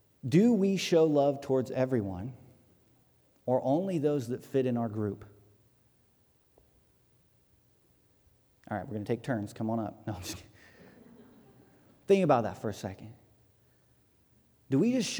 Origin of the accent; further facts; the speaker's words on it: Hartford City, Indiana, United States; growing up in Hartford City